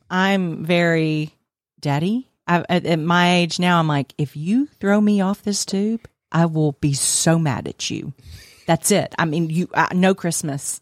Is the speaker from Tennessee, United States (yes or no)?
yes; Nashville, Tennessee, United States; I grew up in Nashville, Tennessee